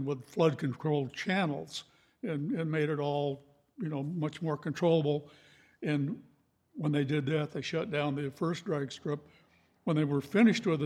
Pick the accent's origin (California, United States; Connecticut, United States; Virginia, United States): California, United States; Baldwin Park; we moved to California and I grew up in Baldwin Park